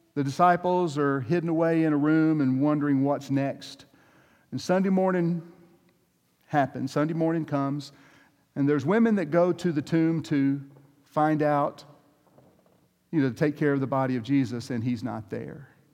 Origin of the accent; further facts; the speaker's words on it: the Deep South, Georgia, United States; I come from Georgia, the deep South